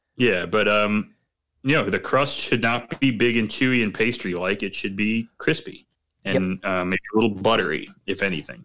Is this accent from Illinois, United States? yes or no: yes; Chicago, Illinois, United States; as a Chicagoan